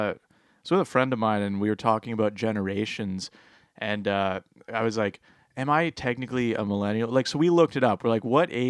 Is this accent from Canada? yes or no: yes; Petrolia, Ontario, Canada; Well, to be fair, I grew up in Petrolia.